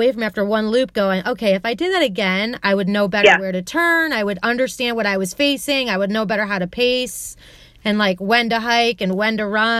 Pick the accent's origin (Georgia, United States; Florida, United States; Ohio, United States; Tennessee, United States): Ohio, United States; Columbus; I'm from Columbus and there aren't a lot of trails here.